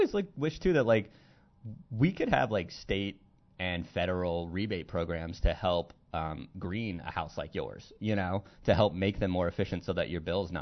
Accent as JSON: {"language": "English", "region": "California", "country": "United States", "moved": "yes", "lives_now": "Pittsburgh, United States", "said": "as a Californian"}